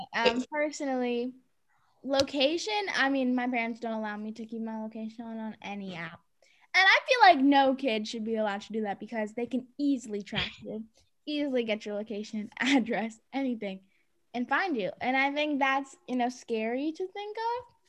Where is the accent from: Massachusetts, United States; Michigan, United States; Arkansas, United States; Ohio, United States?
Massachusetts, United States; Cambridge; I was born in Cambridge, Massachusetts